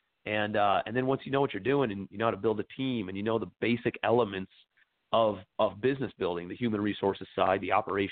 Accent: Cleveland, Ohio, United States; moved away as an adult; also born or lived in New York City; I'm from Cleveland, Ohio originally. Moved out to New York City after college

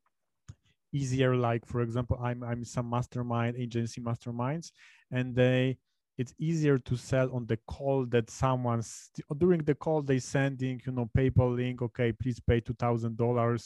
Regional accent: Poznań, Greater Poland, Poland; I'm from Poznań, so I'm really close to Germany.

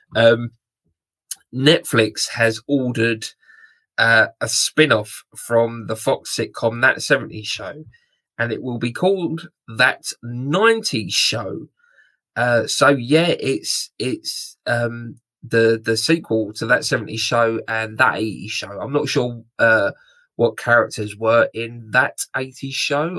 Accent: United Kingdom; I'm very British

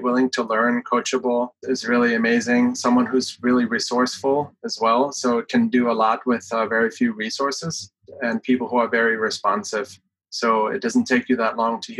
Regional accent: Germany; moved away as an adult; now in United States; I came from Germany, lived half of my life there, and have been in the US for 15 years.

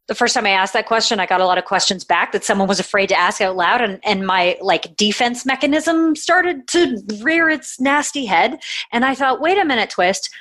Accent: Canada; I'm Canadian

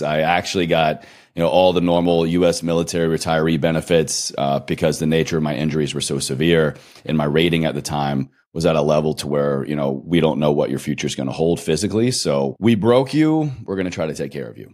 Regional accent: Roanoke, Virginia, United States; moved away; my hometown. I picked up on a recent trip from Roanoke, Virginia

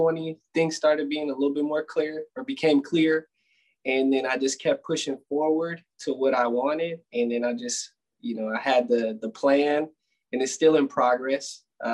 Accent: Oakley, California, United States; also born or lived in San Jose, California / Utah; I'm from San Jose, California. That's where I was born. And then I moved to Oakley, California, small city up north. Went to high school up there

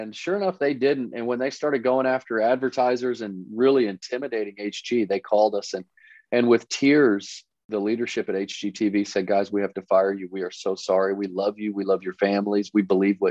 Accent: Dallas, Texas, United States; we grew up in Dallas, Texas, the sons of a preacher

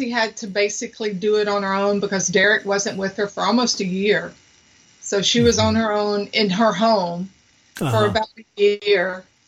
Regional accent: United States; also born or lived in Louisiana; I'm from Mississippi and Louisiana

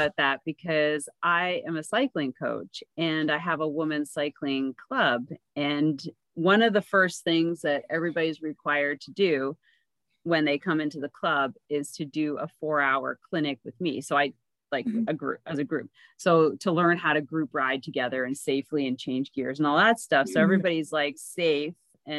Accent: Canada; because I'm Canadian.

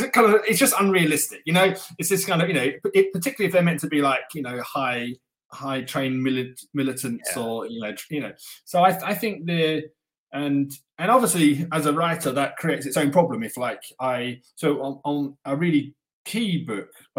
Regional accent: England, United Kingdom; now in Russia; I'm an English writer

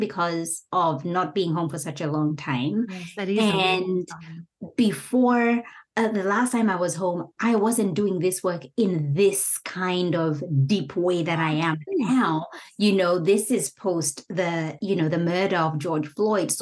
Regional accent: Kenya; moved away; returning back home to Kenya after 4 years

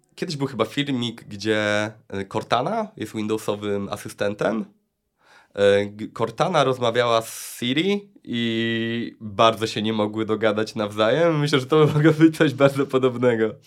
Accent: Luboń, Greater Poland, Poland; Pochodzę z Lubonia

